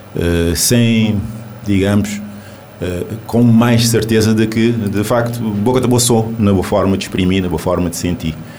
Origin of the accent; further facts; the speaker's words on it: Cape Verde; first language Cape Verdean Creole; Portuguese is a second language; nós, cabo-verdianos